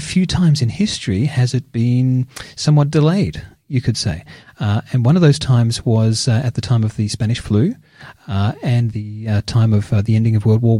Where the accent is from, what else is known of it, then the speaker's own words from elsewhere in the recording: Geelong, Victoria, Australia; my hometown of Geelong